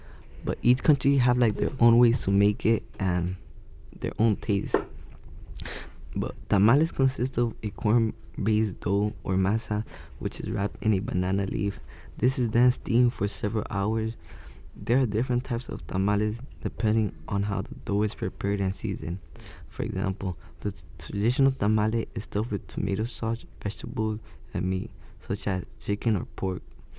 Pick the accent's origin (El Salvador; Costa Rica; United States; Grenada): El Salvador; Because there have been many times that I tell people that I'm from Salvador, and they're like, oh, where is that?